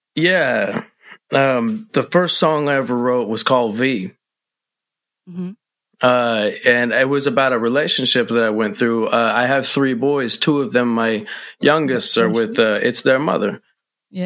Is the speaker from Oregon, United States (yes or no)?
yes; the 503 Pacific Northwest, Oregon, United States; from the 503 Pacific Northwest